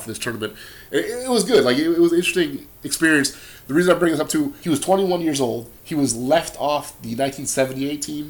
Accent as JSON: {"language": "English", "country": "Brazil", "moved": "yes", "lives_now": "Wisconsin, United States", "said": "I'm from Brazil."}